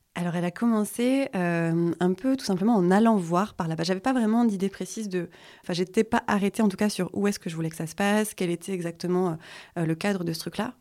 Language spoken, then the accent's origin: French; Vosges, Grand Est, France; now in Hossegor, France; je suis originaire des Vosges